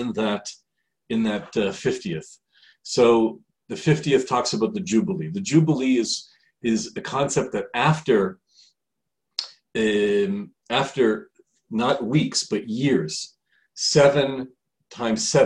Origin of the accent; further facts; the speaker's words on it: Canada; now in Israel; I'm from Canada originally